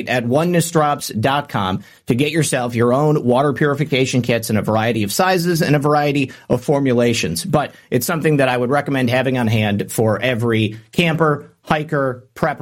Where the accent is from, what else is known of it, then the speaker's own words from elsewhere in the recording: Michigan, United States; moved away; former Michigander. Well, I guess maybe I'm always a Michigander. I'm just no longer a Michigan resident